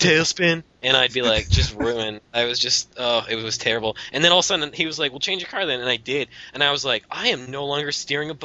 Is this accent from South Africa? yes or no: no; Canada; I'm Canadian